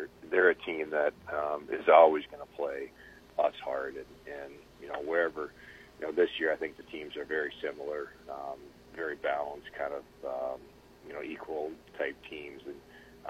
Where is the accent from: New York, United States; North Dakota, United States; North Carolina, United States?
North Dakota, United States; Grand Forks; moved away; growing up in Grand Forks and playing for the biggest rival, Minnesota.